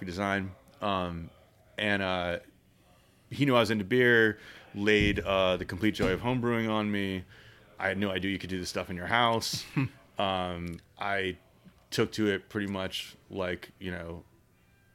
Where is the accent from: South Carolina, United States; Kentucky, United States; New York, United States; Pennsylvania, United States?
Pennsylvania, United States; Philadelphia; growing up in Philadelphia, big beer city